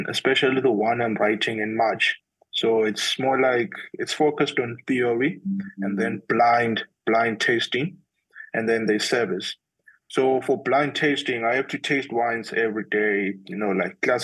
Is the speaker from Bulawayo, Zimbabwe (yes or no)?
yes; Bulawayo, Zimbabwe; moved away as an adult; now in Johannesburg, South Africa; I come from Zimbabwe in Bulawayo, yes. That's where I was born